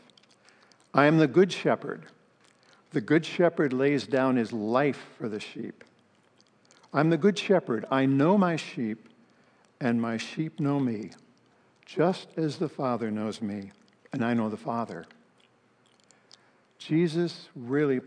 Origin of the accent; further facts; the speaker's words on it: Palo Alto, California, United States; I grew up in Palo Alto, became a Christian my senior year in high school